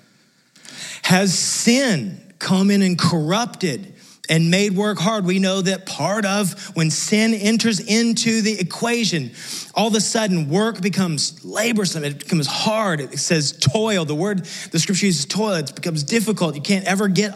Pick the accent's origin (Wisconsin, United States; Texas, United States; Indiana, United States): Texas, United States; West; moved away; I came from West Texas, which is close to literally nothing.